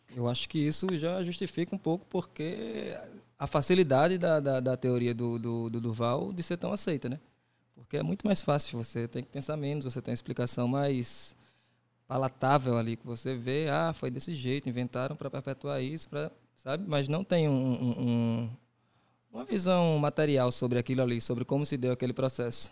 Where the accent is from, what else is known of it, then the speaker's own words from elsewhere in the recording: Northeast Region, Brazil; a gente teria enquanto nordestino, enquanto classe trabalhadora